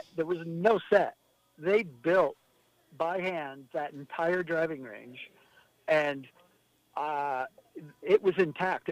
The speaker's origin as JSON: {"language": "English", "region": "Washington", "country": "United States", "said": "I was from Washington."}